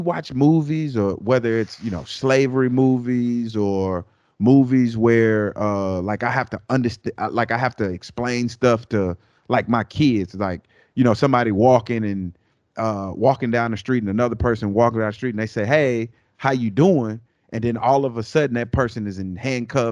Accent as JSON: {"language": "English", "country": "United States", "said": "When I say we, I'm talking about Americans"}